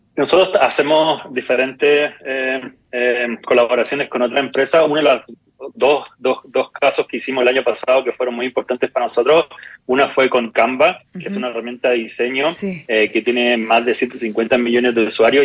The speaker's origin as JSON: {"language": "Spanish", "country": "Chile", "also_born_or_lived": "New York", "moved": "as an adult", "said": "somos dos chilenos y un griego"}